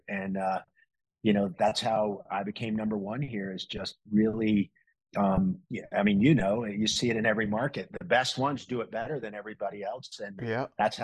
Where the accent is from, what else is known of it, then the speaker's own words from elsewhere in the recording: Florida, United States; moved away as an adult; also born or lived in New York City; now in Vail, United States; I grew up in Florida.